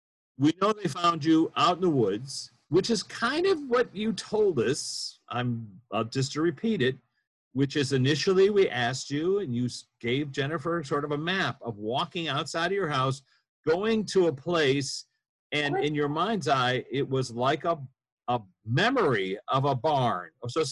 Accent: near Wisconsin, Midwest, United States; I grew up near Wisconsin

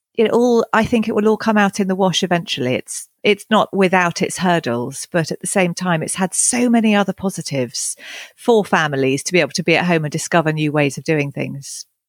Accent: East Sussex, South East England, United Kingdom; moved away as an adult; also born or lived in Henley-on-Thames; now in Cotswolds, United Kingdom; I was born down in Henley on Thames, and I, I grew up in East Sussex, but over the last decade have moved back to the Cotswolds

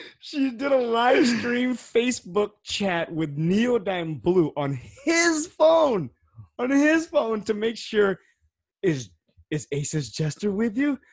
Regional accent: United States; I'm American

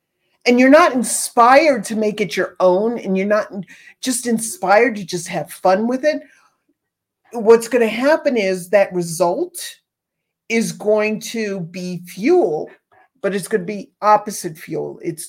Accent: East Coast, United States; now in Southwest, United States; I grew up on the East Coast cornbread

